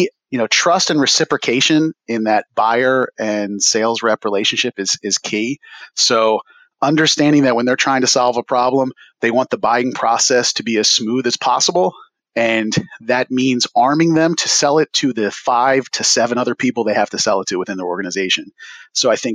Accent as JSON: {"language": "English", "town": "Philadelphia", "region": "Pennsylvania", "country": "United States", "tie": "born or raised there", "said": "Growing up in the Philadelphia area, was exposed to hip hop and breakdancing at a young age via block parties in my neighborhood"}